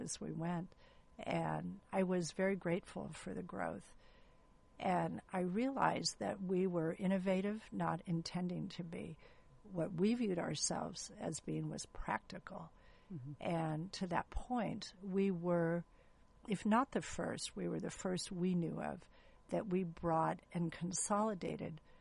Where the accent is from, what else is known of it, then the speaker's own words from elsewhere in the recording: San Gabriel Valley, California, United States; moved away as an adult; now in Orange County, United States; I was raised in the San Gabriel Valley, went to USC straight through